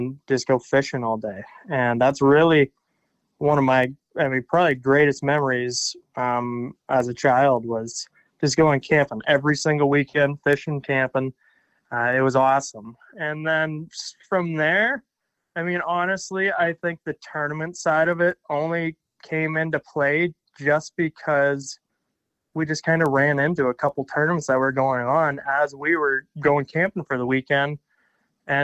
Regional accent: St. Marys, Pennsylvania, United States; I am from St. Mary's, Pennsylvania, kind of out in the middle of nowhere

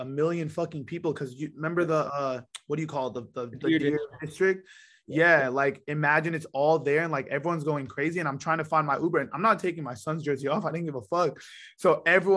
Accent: San Diego, California, United States; and I'm from San Diego

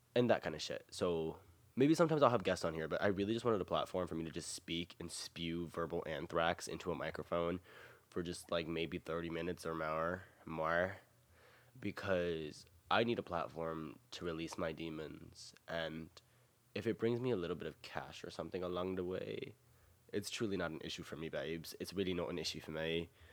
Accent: the South, United States; I am born and raised in the South

